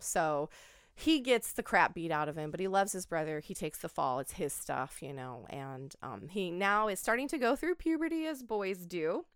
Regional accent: Oregon, United States; I grew up in Oregon.

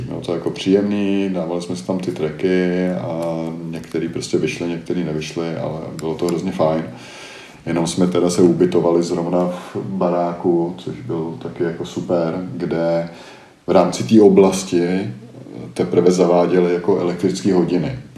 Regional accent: Czechia; jsem Čech

